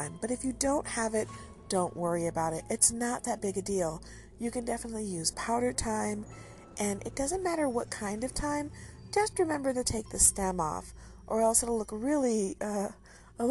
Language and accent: English; United States; I'm an American.